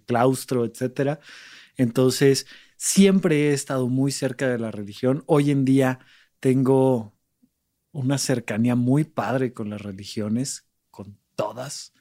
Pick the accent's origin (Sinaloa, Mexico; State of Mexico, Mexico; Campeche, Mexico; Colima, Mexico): State of Mexico, Mexico; Almoloya de Juárez; moved away as an adult; also born or lived in Toluca; now in Mexico City, Mexico; crecí en Alboleoya de Juárez, un pequeño lugar del Estado de México